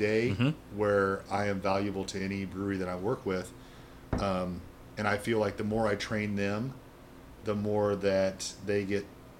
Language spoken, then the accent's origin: English; Kokomo, Indiana, United States; Northern Indiana, Kokomo.